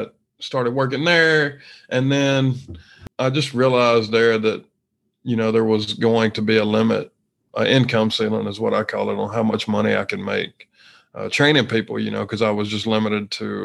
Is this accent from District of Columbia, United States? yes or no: no; Mississippi, United States; moved away as an adult; also born or lived in Texas; I'm from Mississippi originally